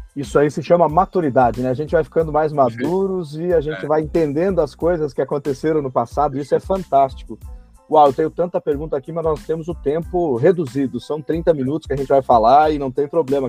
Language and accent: Portuguese; Passo Fundo, Rio Grande do Sul, Brazil; moved away; minha cidade natal, que é Passo Fundo, no Rio Grande do Sul